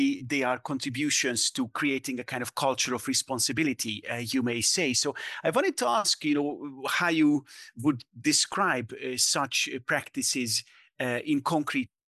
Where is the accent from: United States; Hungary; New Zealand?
Hungary; Budapest; I grew up in Budapest in the 90s